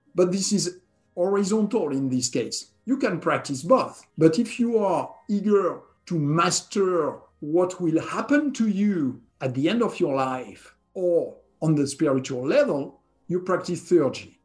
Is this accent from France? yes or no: yes; southwest France, France; was born and raised in France, in the country southwest of France